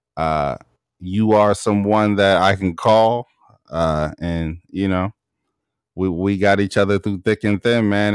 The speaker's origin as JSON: {"language": "English", "town": "Baltimore", "region": "Maryland", "country": "United States", "said": "I'm from Baltimore"}